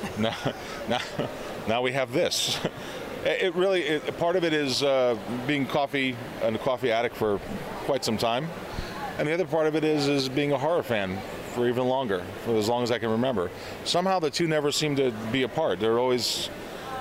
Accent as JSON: {"language": "English", "country": "United States", "said": "from America"}